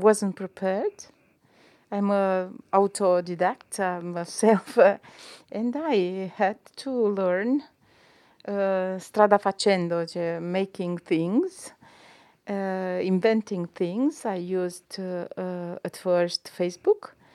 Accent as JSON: {"language": "English", "country": "Romania", "second_language": "English", "moved": "yes", "lives_now": "Milan, Italy", "said": "I'm from Romania community"}